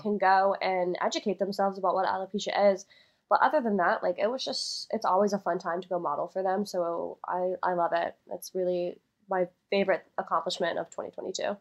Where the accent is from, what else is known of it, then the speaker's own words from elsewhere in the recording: Tennessee, United States; moved away; I'm actually from Tennessee, so I got to go home and see my family